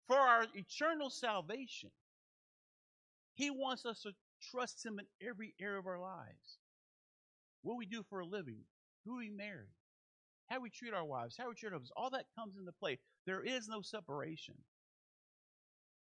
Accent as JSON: {"language": "English", "town": "Manassas", "region": "Virginia", "country": "United States", "tie": "born or raised there", "moved": "yes", "said": "I grew up in Manassas, Virginia."}